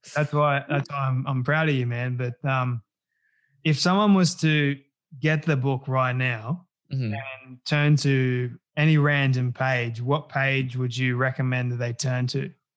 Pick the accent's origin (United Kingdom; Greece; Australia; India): Australia